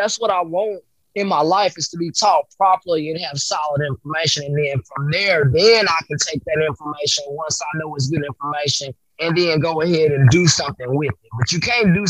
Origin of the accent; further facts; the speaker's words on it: Dallas-Fort Worth, Ellis County, Texas, United States; I'm from, like I said, Ellis County, so I've lived here all of my life